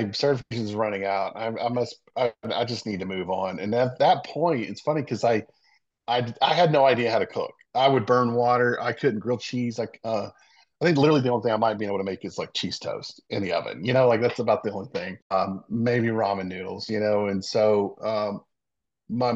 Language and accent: English; Savannah, Georgia, United States; also born or lived in Meridian, Mississippi; I lived pretty much my old childhood here in Savannah, going to the beach